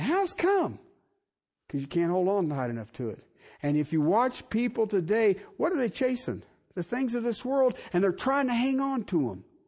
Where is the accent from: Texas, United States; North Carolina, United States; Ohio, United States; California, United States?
Ohio, United States; Southern; I grew up in Southern Ohio